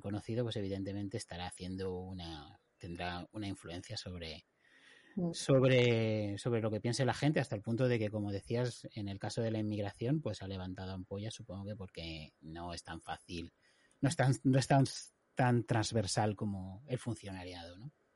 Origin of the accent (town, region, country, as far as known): Spain; now in United Kingdom